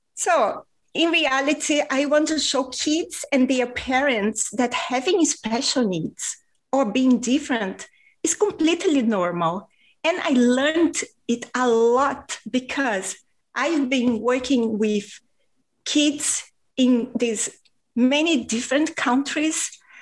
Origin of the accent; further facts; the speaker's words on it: Rio de Janeiro, Brazil; first language Portuguese; English is a second language; now in Spain; I was raised in Rio de Janeiro, Brazil